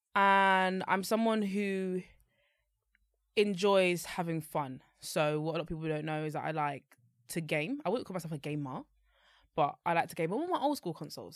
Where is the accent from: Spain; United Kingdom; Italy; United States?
United Kingdom; London; I grew up and lived until last year, November, in Newham, in East London